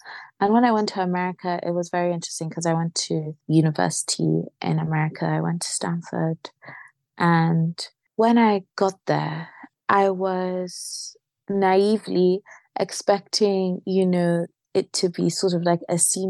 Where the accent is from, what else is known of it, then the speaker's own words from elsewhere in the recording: Nigeria; Growing up in Nigeria, my father collected CDs and we'd listen to so much African-American music from the Caribbean.